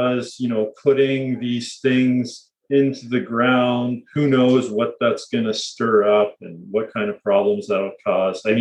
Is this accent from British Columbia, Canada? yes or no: no; Leamington, Ontario, Canada; my hometown, Leamington, Ontario